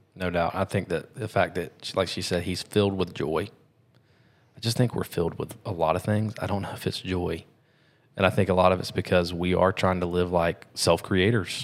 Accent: United States; we're American

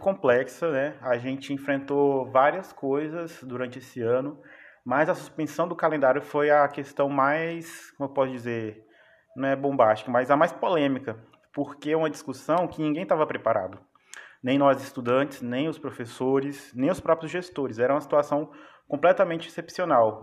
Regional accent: Araguaína, Tocantins, Brazil; moved away; also born or lived in Piraquê; eu sou de Piraquê, mas a maior parte da minha vida eu passei em Araguaína.

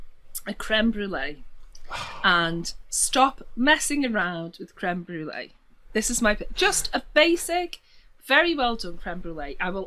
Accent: Liverpool, North West England, United Kingdom; accent: Scouse; three of them, but I suppose if I had to, it'd be Scouse.

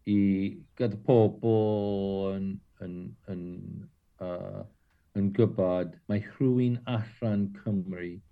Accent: Southern California, United States; Welsh is a second language; moved away as an adult; now in Caernarfon, United Kingdom; dwi'n dod o De California

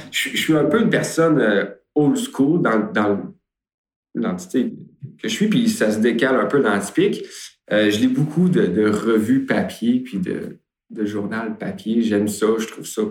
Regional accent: Beauce, Quebec, Canada; je suis originaire de la Beauce

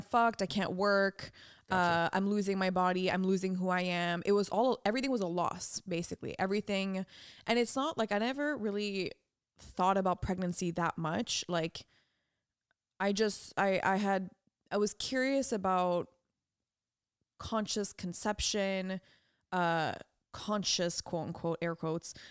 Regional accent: France; moved away; around the pond in my hometown in France.

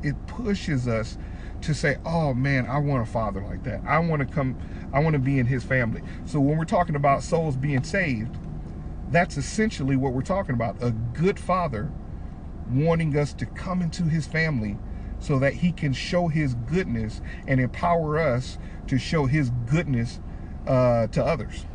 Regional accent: Detroit, Michigan, United States; I'm from Detroit, Michigan. I'm Super City. I'm a black guy

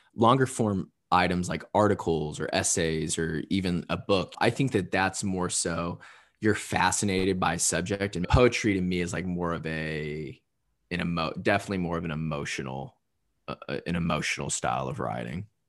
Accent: Southern Indiana, United States; also born or lived in Louisville, Kentucky; me growing up in Southern Indiana

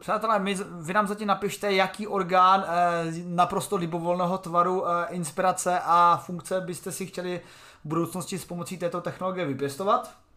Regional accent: Czechia; jsem Čech

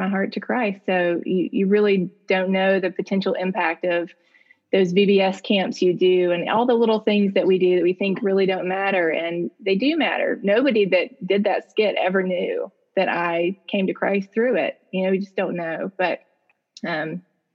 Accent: Jackson, Mississippi, United States; I'm in Jackson, Mississippi. Born and raised here, still live here

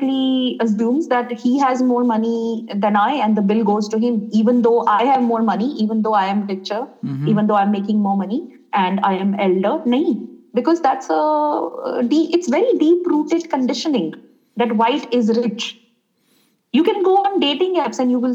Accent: India; also born or lived in France; as an Indian yoga teacher with brown skin and black hair in India.

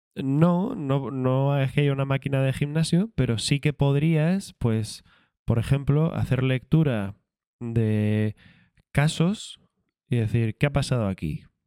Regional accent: Canary Islands, Spain; Soy canario

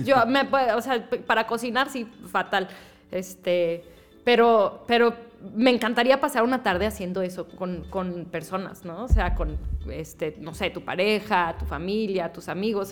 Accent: Saltillo, Coahuila, Mexico; also born or lived in Mexico City; De Saltillo.

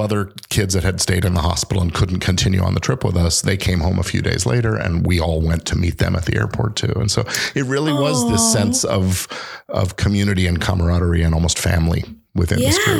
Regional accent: England, United Kingdom; born there; Because I was born in England, I've gone back there a few times.

